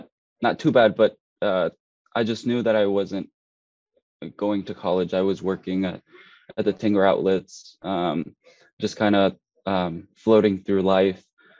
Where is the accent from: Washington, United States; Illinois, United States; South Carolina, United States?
South Carolina, United States; Hilton Head; also born or lived in Mexico; I moved to Hilton Head, South Carolina. I was about 6 years old. I came here from Mexico.